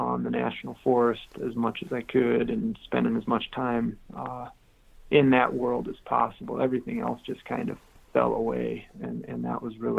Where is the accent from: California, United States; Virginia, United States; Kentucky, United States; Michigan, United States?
Michigan, United States; Caledonia; In the Lower Peninsula. I grew up in a little town. It used to be a little town called Caledonia. I was born in Grand Rapids, was the closest big city.